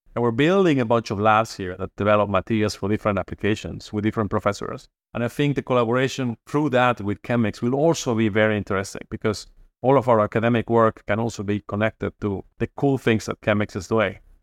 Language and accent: English; Mexico; moved away as an adult; also born or lived in Boston / Berkeley; now in Toronto, Canada; I hail from Mexico